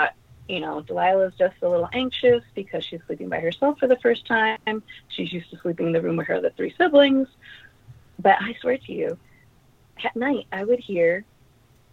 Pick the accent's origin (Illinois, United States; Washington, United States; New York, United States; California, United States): New York, United States; New York City; I grew up in Queens, and the neighborhood I grew up in was called Ozone Park, Richmond Hill area.